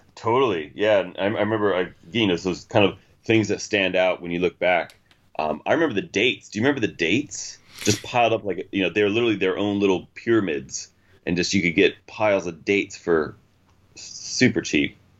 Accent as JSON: {"language": "English", "country": "United States", "said": "traveling the world as an American"}